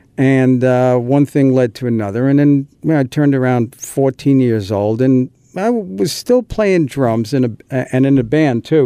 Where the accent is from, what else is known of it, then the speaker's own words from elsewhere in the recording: New York City, New York, United States; we lived in an apartment, a garden apartment in uh, northern Queens in a, a, town called Whitestone